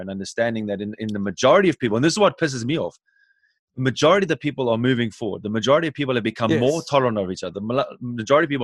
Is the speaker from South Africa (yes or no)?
yes; South Africa; I was born in South Africa